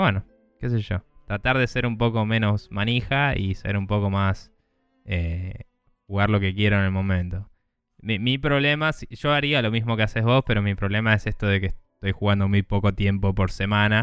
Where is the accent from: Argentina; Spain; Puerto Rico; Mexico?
Argentina